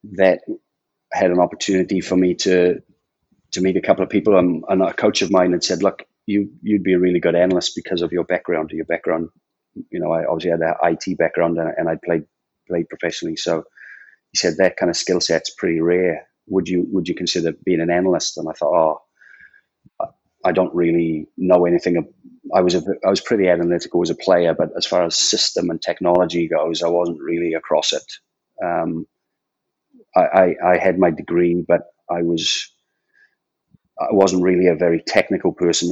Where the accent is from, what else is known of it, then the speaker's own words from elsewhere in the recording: Port Talbot, Wales, United Kingdom; I was born in a place called Port Talbot